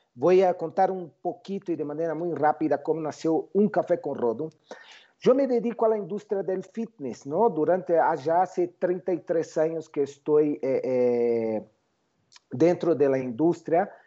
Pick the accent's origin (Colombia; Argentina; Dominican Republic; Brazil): Brazil; São Paulo; moved away as an adult; now in Mexico; Yo yo nací en Brasil, São Paulo, ¿no? Eh, eh, cuando tenía 30 años, la empresa en que trabajaba, que se llama Boris Systems, decidió abrir en México